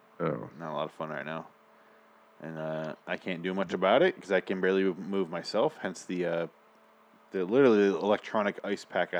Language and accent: English; Scotland, United Kingdom; I am Scottish.